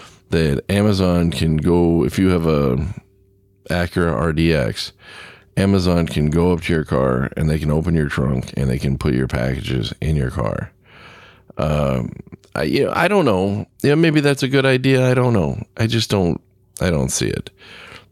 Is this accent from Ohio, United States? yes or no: no; Southern California, United States; now in Midwest, United States; I grew up in Southern California, so we didn't have a lot of humidity. I got up here to the Midwest